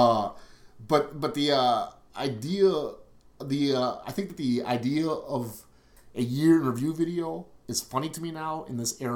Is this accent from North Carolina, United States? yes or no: no; Milwaukee, Wisconsin, United States; We're from River West. We're from Milwaukee. This is our place. We love our city.